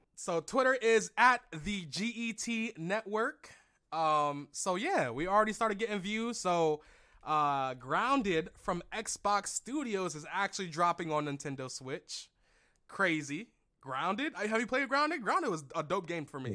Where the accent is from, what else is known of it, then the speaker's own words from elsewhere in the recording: Philadelphia, Pennsylvania, United States; Philly, my hometown